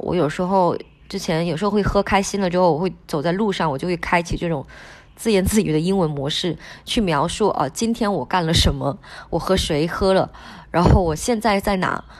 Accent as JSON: {"language": "Chinese", "town": "Wenchang", "region": "Hainan", "country": "China", "also_born_or_lived": "Colombia", "first_language": "Hainanese (Wenchang dialect)", "second_language": "Chinese", "said": "其实我的第一语言是海南话，海南文昌话，我上小学才学的普通话"}